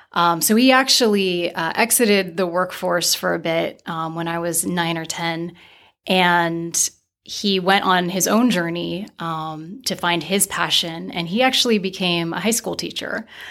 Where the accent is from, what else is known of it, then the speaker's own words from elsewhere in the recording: Santa Barbara, California, United States; I grew up in Santa Barbara, which is quite segregated